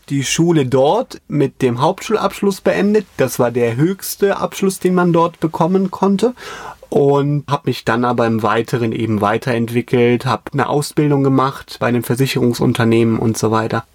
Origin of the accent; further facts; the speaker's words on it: Koblenz, Rhineland-Palatinate, Germany; bei uns in Koblenz